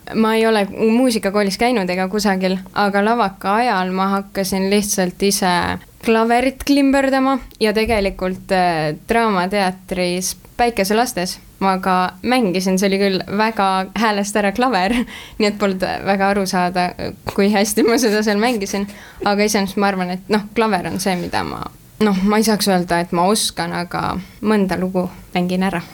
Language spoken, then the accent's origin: Estonian; Tartu, Tartu County, Estonia; moved away as an adult; now in Tallinn, Estonia; ma olengi Tartust pärit. nii et ma läksingi Tallinnasse alles siis, kui ma lavakasse sisse sain